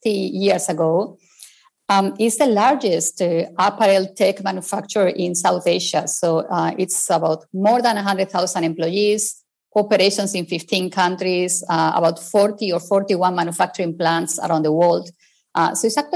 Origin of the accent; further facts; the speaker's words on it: Spain; English is a second language; I'm originally from Spain, as you can possibly tell from my accent